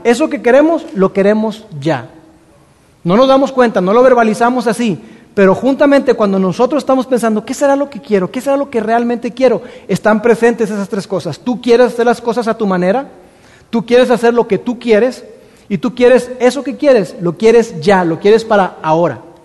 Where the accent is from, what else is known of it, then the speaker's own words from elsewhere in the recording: Mexico; nosotros como mexicanos